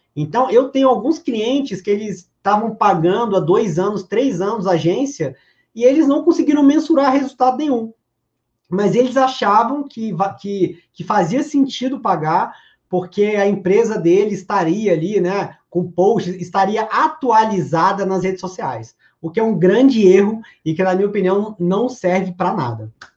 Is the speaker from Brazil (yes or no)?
yes; Brasília, Federal District, Brazil; eu sou de Brasília